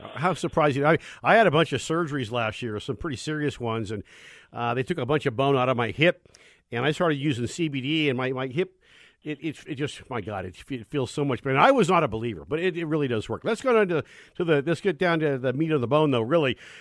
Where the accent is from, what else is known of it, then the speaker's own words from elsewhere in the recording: Bay Area, California, United States; as a kid growing up in the Bay Area